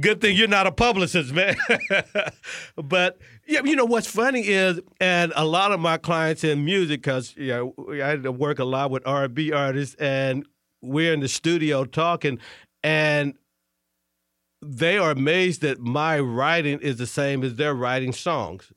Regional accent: St. Louis, Missouri, United States; moved away as an adult; also born or lived in Tulsa, Oklahoma; now in Washington, D.C., United States; I'm from Saint Louis.

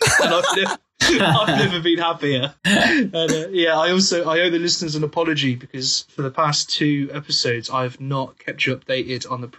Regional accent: West Country, South West England, United Kingdom; I am from the West Country, which is known for its cider.

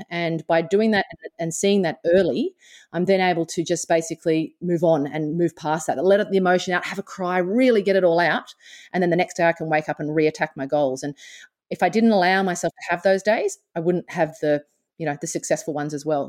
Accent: Australia; born or raised there

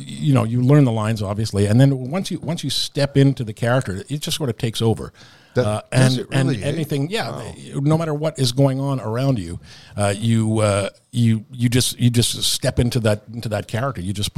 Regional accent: Canada; you know, as Canadian performers, there's a phenomenon that happens sometimes.

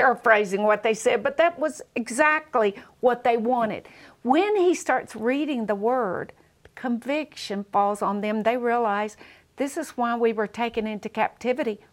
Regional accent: Southern, United States; accent: Southern; if everyone came out like me with a Southern accent?

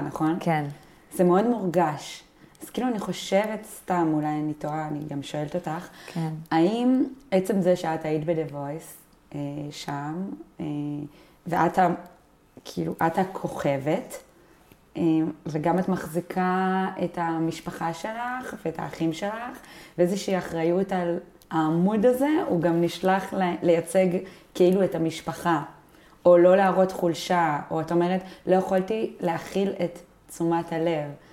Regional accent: Binyamina, Haifa District, Israel; גדלנו ביחד בבנימינה

